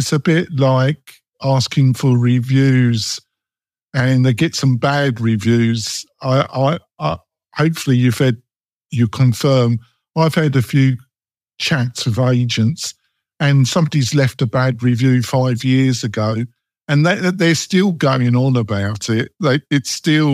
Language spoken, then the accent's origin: English; England, United Kingdom; accent: English; my English accent